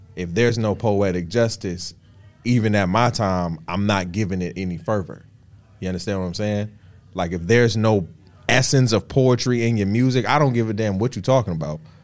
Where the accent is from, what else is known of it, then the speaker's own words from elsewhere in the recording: Florida, United States; also born or lived in Detroit; I'm from Florida. I'm a Southern boy.